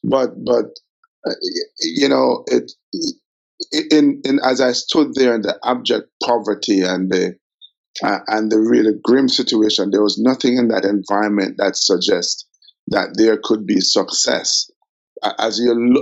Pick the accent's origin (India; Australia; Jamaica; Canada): Jamaica; Kingston; I grew up in Olympic Gardens